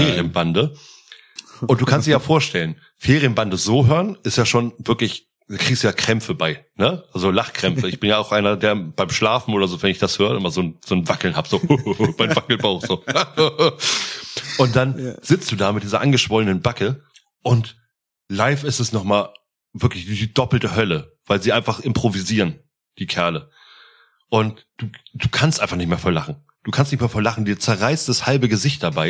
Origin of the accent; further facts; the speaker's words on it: Hamburg, Germany; als Hamburger